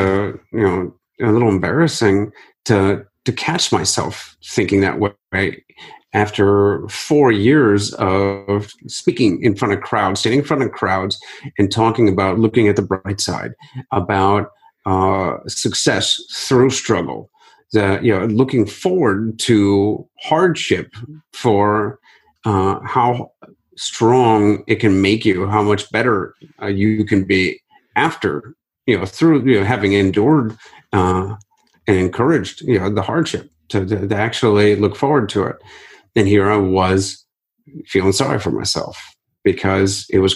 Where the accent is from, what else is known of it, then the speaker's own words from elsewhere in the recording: Akron, Ohio, United States; the 2016 Akron Marathon, which is my hometown